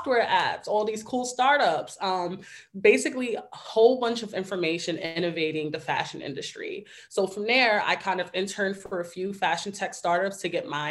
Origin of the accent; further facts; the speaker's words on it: New York City, New York, United States; I am originally from the Bronx, New York, born and raised.